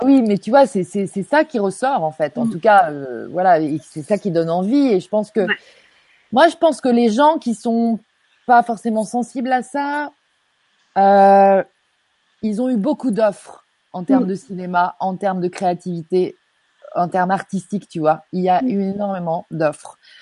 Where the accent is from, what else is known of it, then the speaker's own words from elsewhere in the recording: Normandy, France; je suis normande